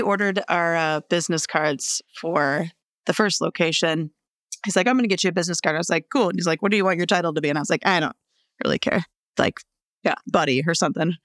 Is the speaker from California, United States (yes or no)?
no; Rosemount, Minnesota, United States; also born or lived in Melrose, Minnesota; I grew up in the suburbs in Rosemount.